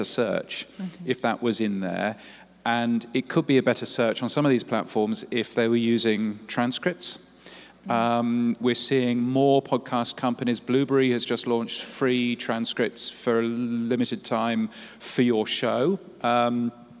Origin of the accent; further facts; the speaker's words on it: United Kingdom; accent: British; now in Australia; I live in Australia, as you can tell from my very British accent